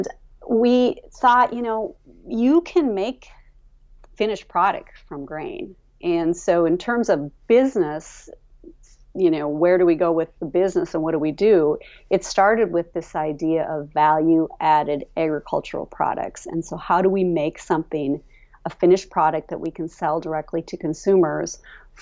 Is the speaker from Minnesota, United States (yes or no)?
yes; Hallock, Minnesota, United States; moved away as an adult; I grew up in town, so I'm the city girl, and it's home